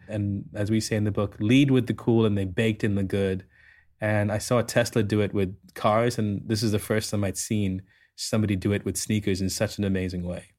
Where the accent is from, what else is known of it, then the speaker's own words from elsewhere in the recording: Sri Lanka; I, I grew up in Sri Lanka